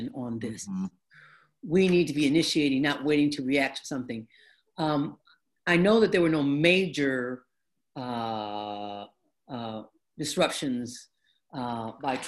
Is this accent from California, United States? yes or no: no; Detroit, Michigan, United States; I grew up in the African American community. Our neighborhood in Detroit used to be predominantly immigrants from Italy and Poland and Hungary, right? When we moved in, we were like the second black family.